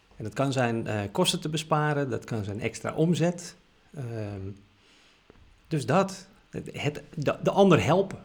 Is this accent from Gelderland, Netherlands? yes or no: no; Amsterdam, North Holland, Netherlands; ik ben geboren en getogen Amsterdammer